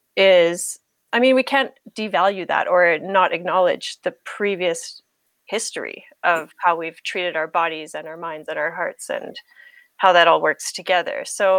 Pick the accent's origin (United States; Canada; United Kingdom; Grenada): Canada; also born or lived in Germany; I'm in Canada right now, and I'm Canadian. I was born in Germany on an army base there.